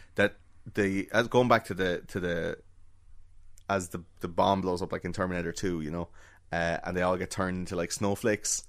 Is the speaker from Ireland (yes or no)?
yes; Ireland